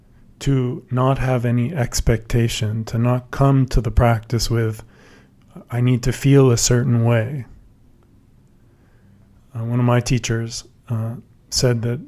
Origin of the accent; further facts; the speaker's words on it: San Francisco Bay Area, California, United States; I grew up in the San Francisco Bay Area